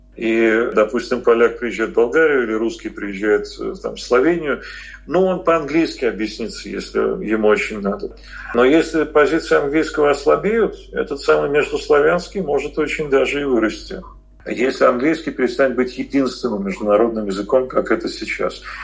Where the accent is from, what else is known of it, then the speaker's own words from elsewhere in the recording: Moscow, Russia; мы москвичи, мы говорим «булочная»